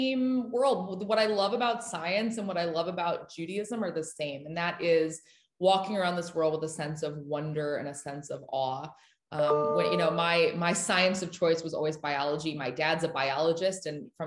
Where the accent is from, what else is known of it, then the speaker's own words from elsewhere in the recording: Austin, Texas, United States; I was raised in Austin, Texas by my parents